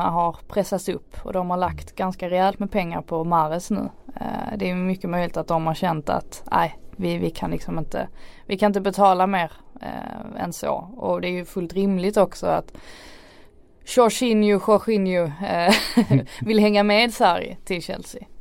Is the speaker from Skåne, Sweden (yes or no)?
yes; Skåne, Sweden; jag är skåning